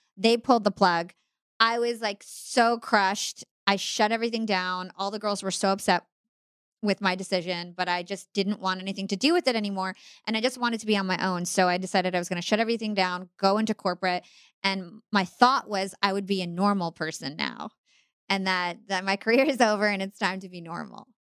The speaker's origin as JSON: {"language": "English", "country": "United States", "said": "I'm Palestinian American, I'm Arab American"}